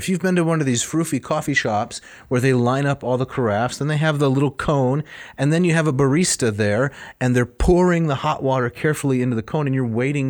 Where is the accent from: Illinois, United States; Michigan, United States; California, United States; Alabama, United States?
Michigan, United States